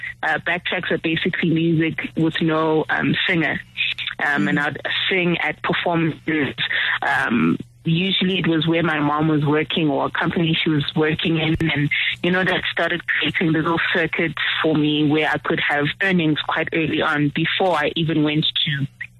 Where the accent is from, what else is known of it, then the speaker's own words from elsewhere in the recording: Pietermaritzburg, KwaZulu-Natal, South Africa; also born or lived in Durban; I was born in KwaZulu-Natal, Durban, and I was raised in Pietermaritzburg